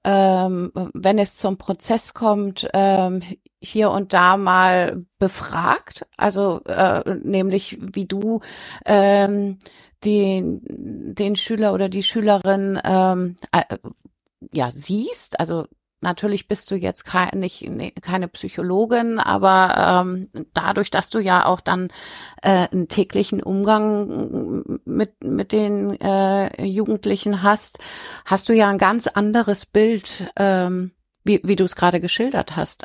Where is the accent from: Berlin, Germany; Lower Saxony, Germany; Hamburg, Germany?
Hamburg, Germany; ich komme aus Hamburg